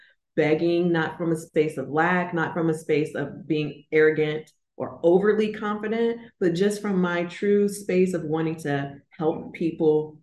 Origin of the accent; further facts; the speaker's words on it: Florida, United States; moved away as an adult; I'm originally from Florida. I've moved from Florida and now I'm relocated to a whole new city, a whole new state, whole new time zone